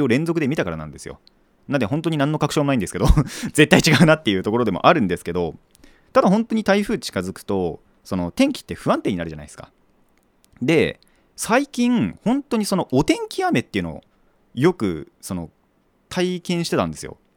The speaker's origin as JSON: {"language": "Japanese", "region": "Kanagawa", "country": "Japan", "tie": "born or raised there", "also_born_or_lived": "Iwate", "said": "生まれは岩手なんですよ僕も でまあ育ちが大体神奈川県で育ってたんですけど"}